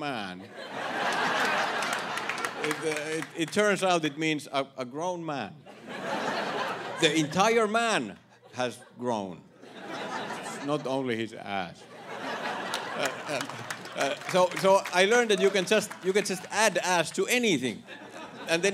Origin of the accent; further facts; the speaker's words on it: Finland; English is a second language; moved away as an adult; now in United States; I am from Finland